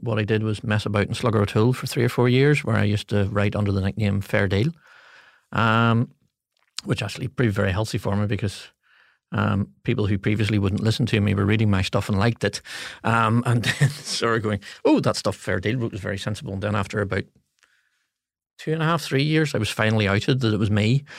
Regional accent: Coleraine, Northern Ireland, United Kingdom; also born or lived in Belfast; Born and raised in Coleraine, the housing executive estate, Ballysally.

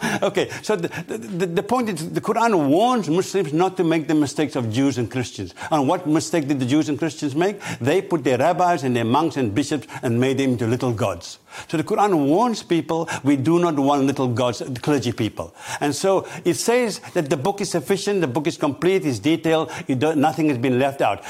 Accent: South Africa; now in United Kingdom; I'm originally from South Africa

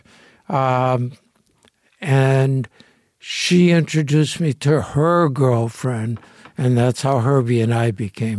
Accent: Los Angeles, California, United States; I grew up in Boyle Heights, East L.A.

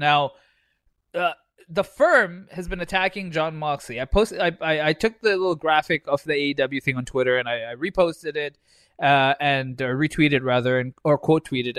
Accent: India; Bro, I'm Indian. My mustache grows fast.

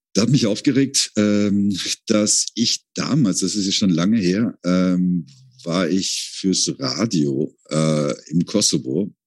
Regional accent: Rhineland, Germany; moved away as an adult; now in Vienna, Austria; ich bin Rheinländer

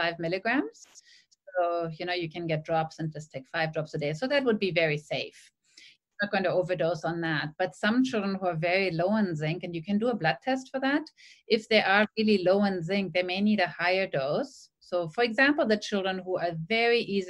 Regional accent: Germany; now in Sydney, Australia; When I grew up in Germany

